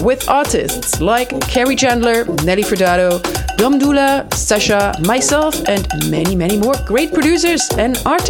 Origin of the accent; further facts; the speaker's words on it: Germany; I grew up in Germany on the other side